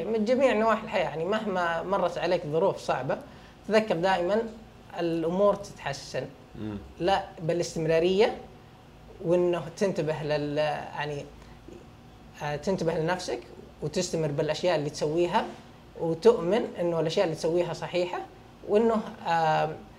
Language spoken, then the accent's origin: Arabic; Saudi Arabia; انا من السعوديه